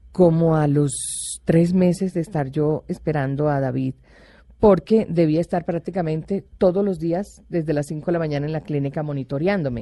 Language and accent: Spanish; Caribbean coast of Colombia, Colombia; moved away; also born or lived in Bogotá; soy costeña